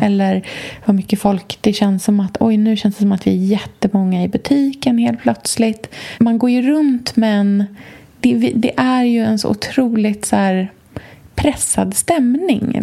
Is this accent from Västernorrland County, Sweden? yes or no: no; Östergötland, Sweden; moved away; på landet i Östergötland, där jag kommer ifrån.